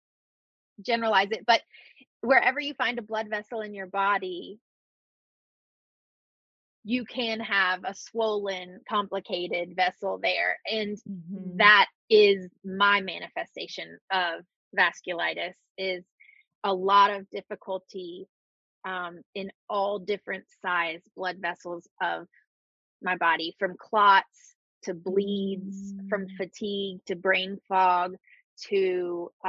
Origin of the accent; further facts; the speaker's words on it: Birmingham, Alabama, United States; I'm from Birmingham, Alabama